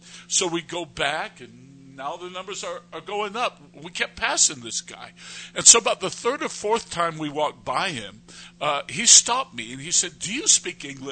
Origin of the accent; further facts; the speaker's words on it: United States; moved away as an adult; now in Jordan; I'm an American, and they probably won't give me a visa here in Turkey